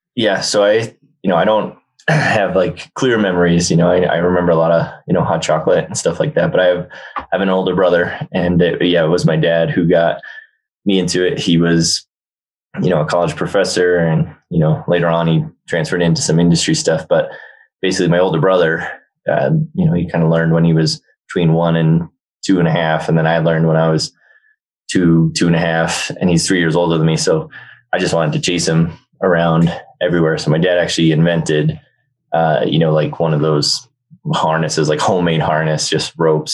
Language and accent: English; New Jersey, United States; also born or lived in Massachusetts / Australia; now in Aspen, United States; we grew up skiing, and uh, we were based in New Jersey. Then I was born in Jersey, and uh, my mom's side of the family is all from Jersey. My dad's side is all from Massachusetts. So when he had a job transfer, we all moved up to Massachusetts